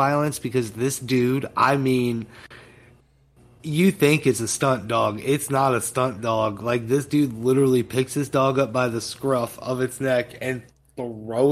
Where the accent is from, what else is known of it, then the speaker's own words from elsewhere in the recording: United States; I'm American